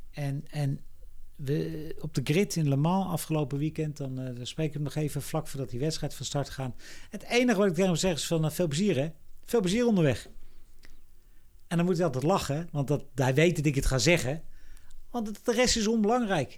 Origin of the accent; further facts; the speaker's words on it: Netherlands; als Nederlanders